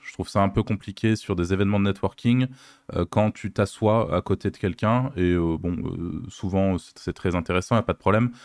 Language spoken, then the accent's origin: French; Lyon, Auvergne-Rhône-Alpes, France; je suis lyonnais